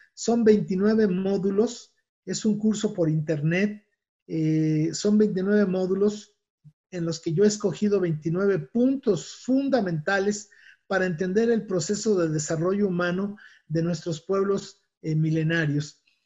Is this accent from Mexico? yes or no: yes; Mexico; mi país